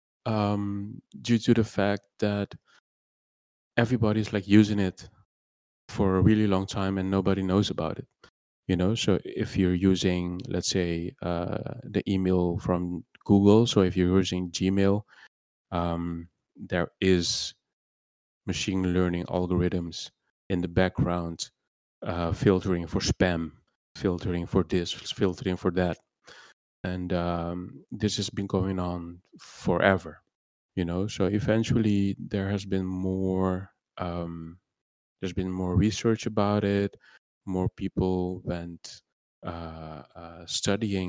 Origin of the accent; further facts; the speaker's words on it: Curaçao; English is a second language; moved away as an adult; also born or lived in Netherlands; I was born in Curacao, and I lived here until I reckon my 18th.